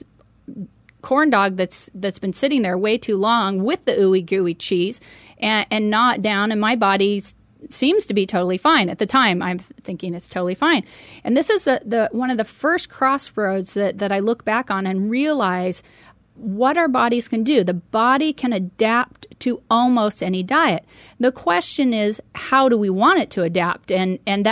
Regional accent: Medford, Oregon, United States; moved away as an adult; I had the opportunity to purchase a 7-Eleven convenience store back in my hometown of Medford, Oregon. And so I moved back

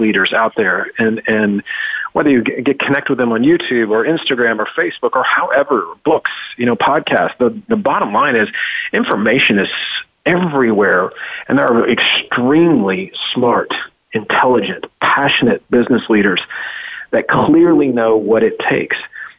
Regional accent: Memphis, Tennessee, United States; I'm a redneck from Memphis, Tennessee.

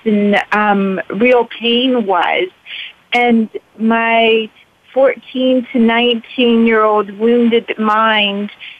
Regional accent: United States; also born or lived in Pakistan / Louisiana; I grew up mostly in the United States

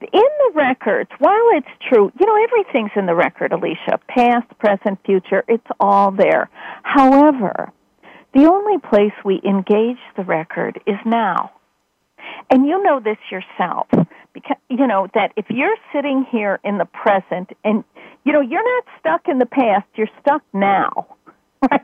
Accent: Chicago, Illinois, United States; in my home in my hometown

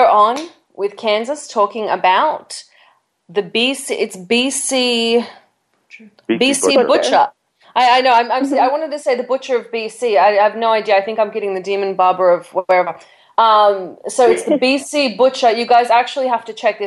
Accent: Australia; I'm Australian. I grew up on topless beaches.

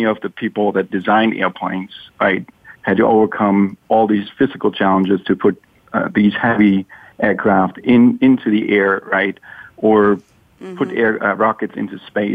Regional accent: Germany; now in Seattle, United States; I grew up in Germany

